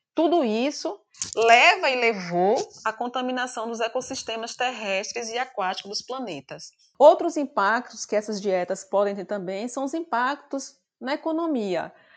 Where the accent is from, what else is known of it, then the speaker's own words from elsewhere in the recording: Bahia, Brazil; moved away as an adult; also born or lived in João Pessoa; eu saí da minha terra natal, de que é Bahia, para João Pessoa para cursar a universidade